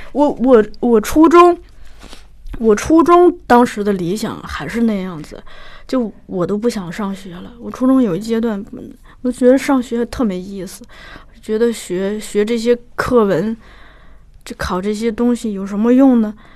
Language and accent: Chinese; Shanxi, China; moved away; 我是山西人嘛嗯。我小的时候家里头只能收到山西台